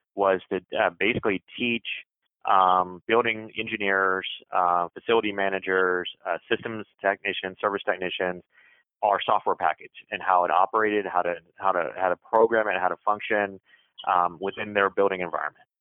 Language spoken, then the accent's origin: English; Jacksonville, Florida, United States; moved away as an adult; also born or lived in San Diego / Hawaii / Chicago; I'm originally from Jacksonville, Florida